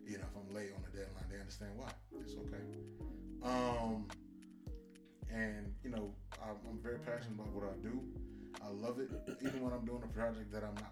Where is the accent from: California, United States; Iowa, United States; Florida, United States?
Florida, United States; Miami; now in Atlanta, United States; Born and raised in Miami-Dade County, currently based here in Atlanta